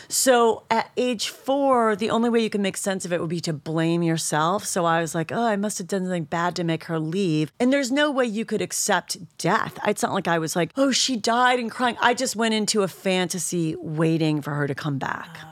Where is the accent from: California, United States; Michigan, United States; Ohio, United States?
Ohio, United States; Shaker Heights; moved away; Cleveland, Ohio. I'm from Shaker Heights.